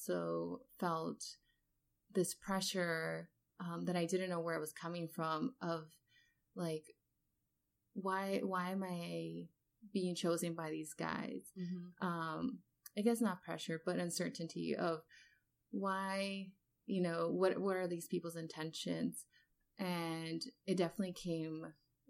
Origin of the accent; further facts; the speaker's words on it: Los Angeles, California, United States; moved away as an adult; also born or lived in Worcester, Massachusetts; I come from Los Angeles, where there's huge diversity